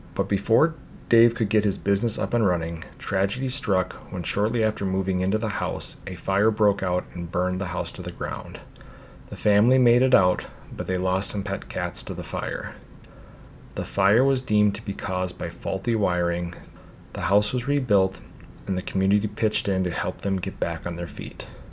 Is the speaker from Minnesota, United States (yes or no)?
yes; Minnesota, United States; back to my home state of Minnesota